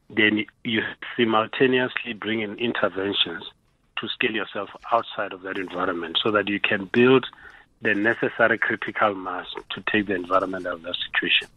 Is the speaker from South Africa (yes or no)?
yes; South Africa; as South Africans